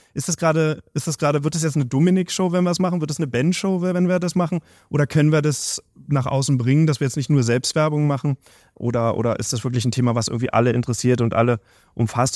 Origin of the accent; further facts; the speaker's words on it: Berlin, Germany; als gebürtiger Berliner